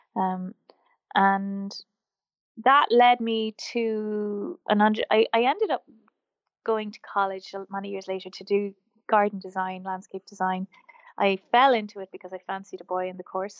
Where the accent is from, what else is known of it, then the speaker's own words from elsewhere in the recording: Wexford, Leinster, Ireland; also born or lived in Wicklow, Ireland; I grew up in Wexford, which is the southeast of Ireland, and, um, I grew up on a farm